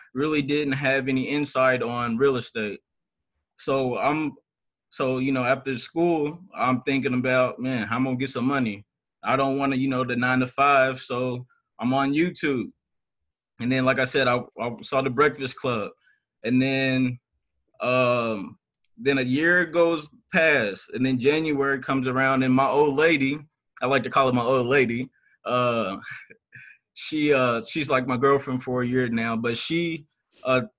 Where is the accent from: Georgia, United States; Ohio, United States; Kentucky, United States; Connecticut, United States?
Kentucky, United States; Louisville; also born or lived in Washington, D.C.; I was born in Washington, D.C., but I was raised in Louisville, Kentucky